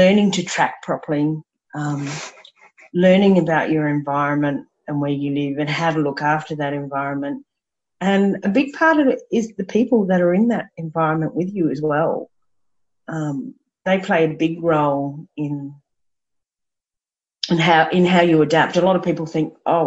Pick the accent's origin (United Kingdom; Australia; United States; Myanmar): Australia; Brisbane, Queensland; born or raised there; also born or lived in Bribie Island